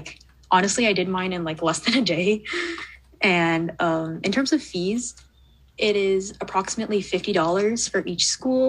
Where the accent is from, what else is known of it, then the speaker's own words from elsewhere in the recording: Canada; I'm a Canadian grade 12 student